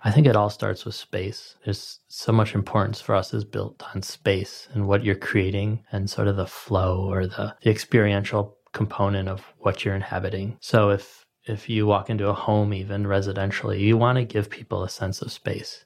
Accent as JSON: {"language": "English", "region": "Midwest", "country": "United States", "tie": "born or raised there", "also_born_or_lived": "Chicago", "moved": "as an adult", "lives_now": "Los Angeles, United States", "said": "growing up in the Midwest"}